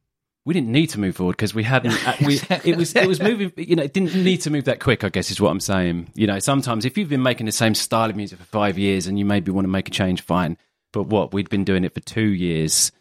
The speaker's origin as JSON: {"language": "English", "town": "Enfield", "region": "London", "country": "United Kingdom", "tie": "born or raised there", "moved": "yes", "lives_now": "Frinton-on-Sea, United Kingdom", "said": "I was born in Enfield, London"}